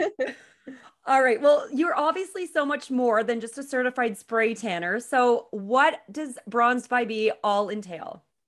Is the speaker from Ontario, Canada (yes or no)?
yes; Petawawa, Ontario, Canada; I'm also from Petawawa